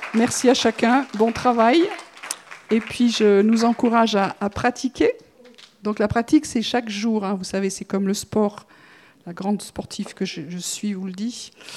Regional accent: France; en tant que Français

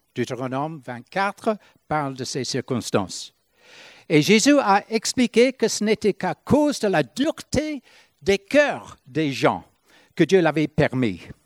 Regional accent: Ireland; moved away; quand j'étais chez nous en Irlande

